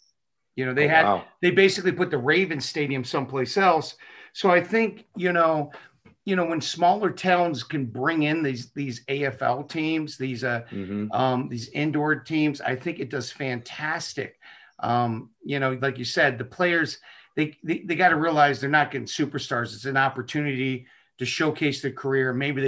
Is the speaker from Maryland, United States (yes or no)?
yes; Baltimore, Maryland, United States; also born or lived in Minneapolis-St. Paul, Minnesota; now in Minneapolis, United States; But I'm from Baltimore originally.